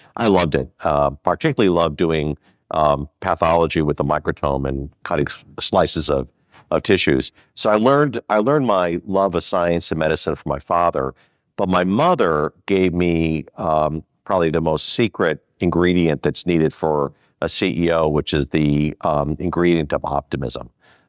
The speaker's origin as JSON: {"language": "English", "town": "Skokie", "region": "Illinois", "country": "United States", "tie": "born or raised there", "also_born_or_lived": "Chicago", "said": "So we grew up in Rogers Park, and then we moved to Skokie, Illinois, and most of my life was in Skokie."}